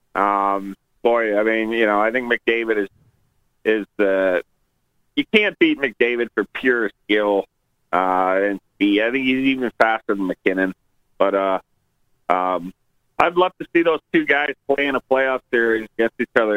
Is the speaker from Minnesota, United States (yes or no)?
no; New Hampshire, United States; now in Denver, United States; I did grow up back east, uh, mostly in New Hampshire